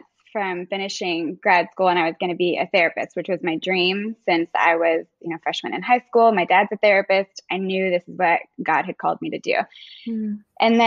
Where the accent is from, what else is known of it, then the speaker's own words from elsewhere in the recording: Texas, United States; now in Florida, United States; I'm originally from Texas, but currently live in Florida with my husband